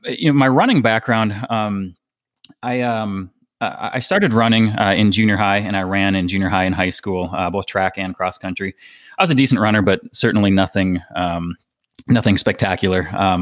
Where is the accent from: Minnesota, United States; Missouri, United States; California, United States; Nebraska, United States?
Minnesota, United States; moved away as an adult; also born or lived in Hawaii / Colorado; now in Asheville, United States; I am, 38 years old. I'm originally from Minnesota. I have lived here in the greater Asheville, North Carolina area for the past about 3 years now. And prior to that, I had moved back and forth between Hawaii